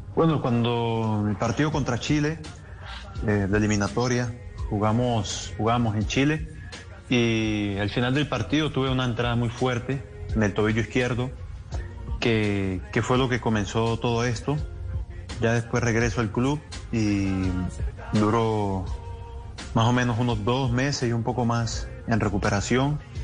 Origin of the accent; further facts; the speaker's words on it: Colombia; Colombia es un país creyente en, Dios